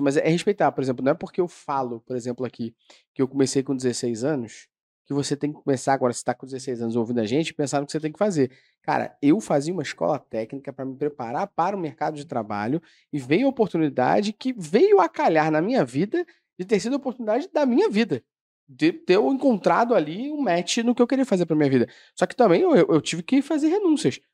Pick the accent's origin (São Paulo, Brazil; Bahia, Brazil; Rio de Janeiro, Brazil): Rio de Janeiro, Brazil; Eu sou do Meyer